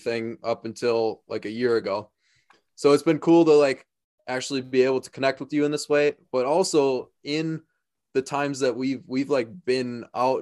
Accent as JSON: {"language": "English", "region": "Wisconsin", "country": "United States", "said": "I'm from Wisconsin, actually."}